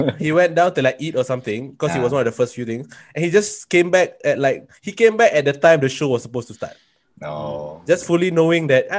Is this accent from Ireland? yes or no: no; Singapore; first language Malay; I'm from Singapore.